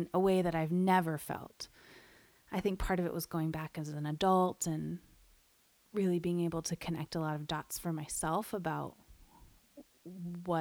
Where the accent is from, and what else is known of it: Bay Area, California, United States; born or raised there